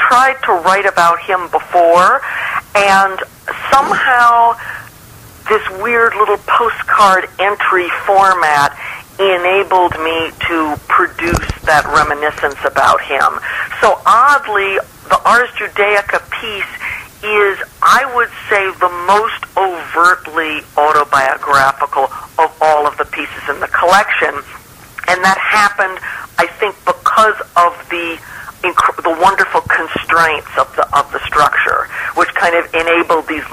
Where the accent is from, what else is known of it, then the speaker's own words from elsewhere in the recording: New York City, New York, United States; also born or lived in St. Louis / Geneva / Montpellier / Riverside; now in Los Angeles, United States; I grew up in New York City.